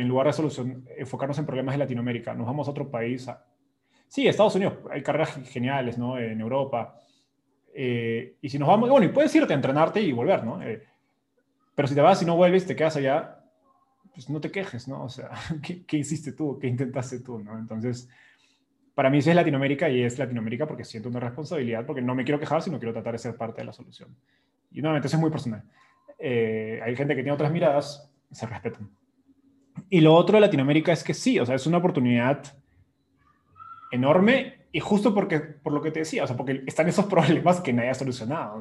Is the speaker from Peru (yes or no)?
yes; Peru; moved away as an adult; now in Mexico City, Mexico; yo soy peruano